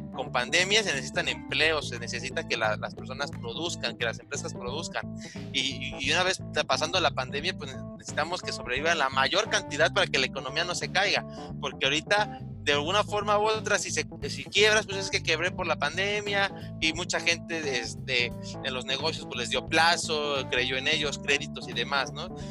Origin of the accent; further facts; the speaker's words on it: Mexico; sabemos que somos mexicanos